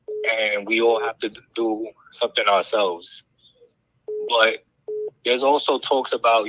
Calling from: New York, United States; I'm calling from New York

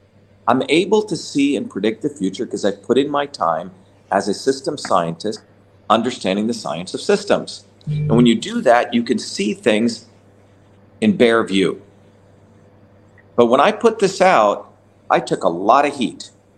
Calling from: Italy; So, again, everyone, I'm speaking from Italy. It's close to 2 a.m. here, so I'm a little bit tired.

